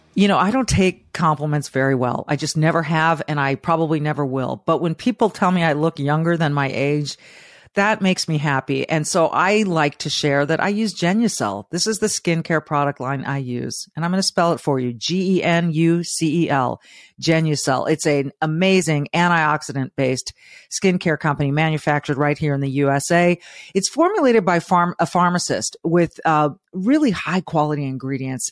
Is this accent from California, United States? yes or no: yes; Manhattan Beach, California, United States; I grew up in Manhattan Beach, Southern California